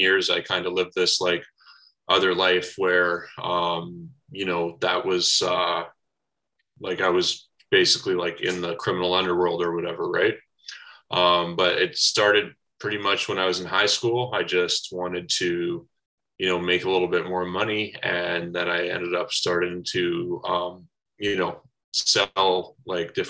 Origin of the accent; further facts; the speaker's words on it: Brantford, Ontario, Canada; moved away; I grew up in Brantford, Ontario, a little bit of a small town, southern Ontario there